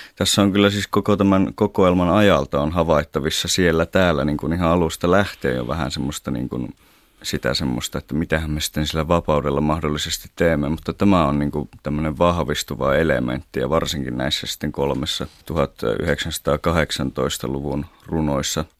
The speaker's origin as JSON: {"language": "Finnish", "region": "northern Finland", "country": "Finland", "said": "meillä päin tuolla pohjoisessa"}